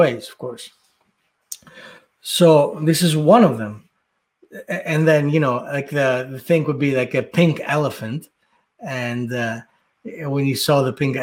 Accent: Athens, Attica, Greece; when I was living, growing up in Athens

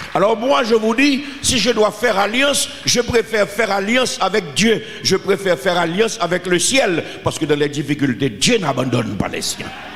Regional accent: Haiti; je suis un Haïtien

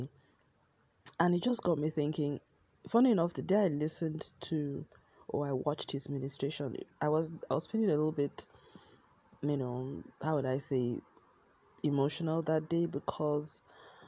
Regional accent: Nigeria; moved away; was in Nigeria, in my home country

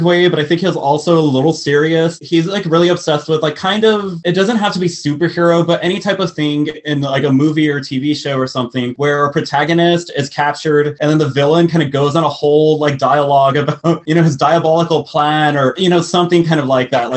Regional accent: Texas, United States; born or raised there; moved away

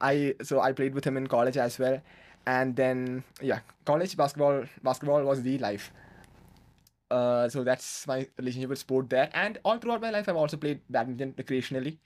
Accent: Kerala, India; born or raised there; moved away as an adult; now in Bangalore, India

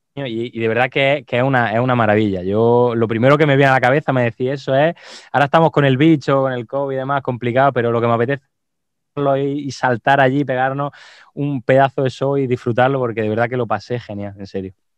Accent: Jaén, Andalusia, Spain; moved away as an adult; now in Seville, Spain; Yo en mi, en mi provincia, en Jaén, que de allí es mi pueblito

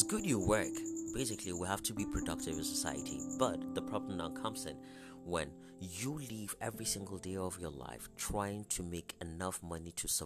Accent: Northeastern Nigeria, Nigeria; I'm a Nigerian, speaking from West Africa, and Northern Nigeria, Northeastern Nigeria to be precise

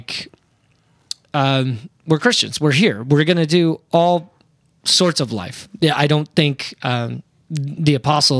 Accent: Iowa, United States; my hometown got hit

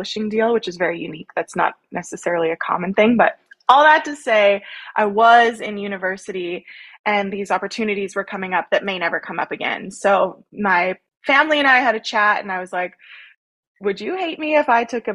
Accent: Langenburg, Saskatchewan, Canada; also born or lived in Rocanville, Saskatchewan; a small town Saskatchewan girl. I grew up in Langenberg. I currently reside in Rokenville, Saskatchewan

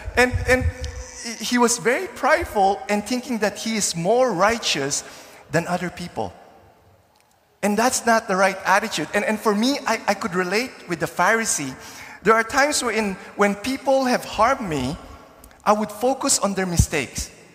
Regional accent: Philippines; now in Canada; when I was growing up in the Philippines in the 70s and 80s

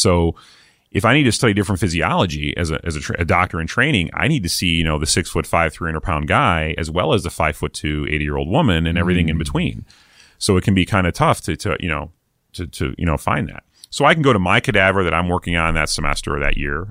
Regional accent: East Coast, United States; moved away; I'm from the East Coast originally.

